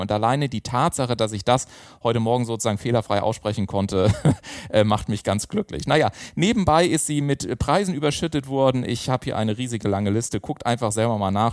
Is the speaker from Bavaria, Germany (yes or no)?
yes; Garmisch-Partenkirchen, Bavaria, Germany; now in Hamburg, Germany; Ich komme ja aus Garmisch-Partenkirchen, wie gesagt, ursprünglich gesagt, und bin dann nach Hamburg zugezogen.